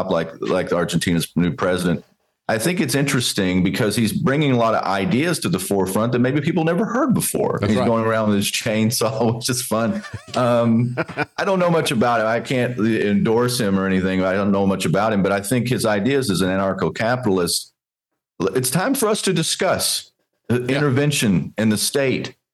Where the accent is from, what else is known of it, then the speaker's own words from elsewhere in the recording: Texas, United States; Growing up in Texas, watching my dad